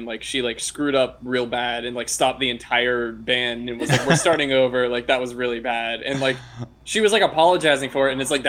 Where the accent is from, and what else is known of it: Florida, United States; born or raised there